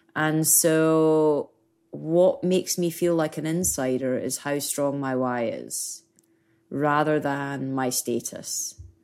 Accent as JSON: {"language": "English", "region": "Scotland", "country": "United Kingdom", "moved": "yes", "said": "being Scottish, being British"}